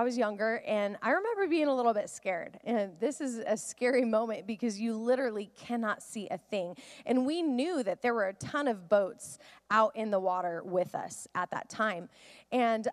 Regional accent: the Northwest, Pacific Northwest, United States; I grew up in the Northwest, and we would go out on a boat often

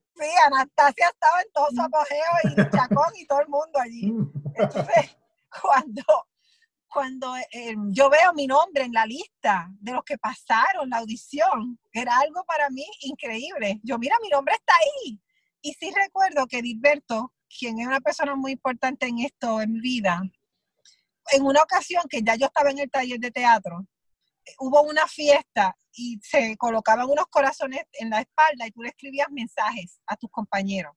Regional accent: southern Puerto Rico, Puerto Rico; yo pues soy del sur, de Puerto Rico

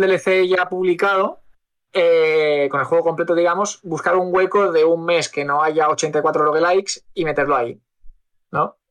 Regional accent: Spain; somos españoles

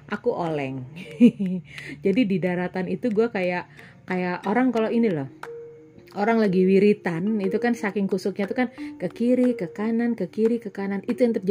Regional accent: Surabaya, East Java, Indonesia; Jadi uh, dari lahir sampai sekarang pun aku adalah arek Surabaya. Jadi walaupun secara genetis aku bukan arek Surabaya, aku nggak punya desa, aku nggak punya kampung.

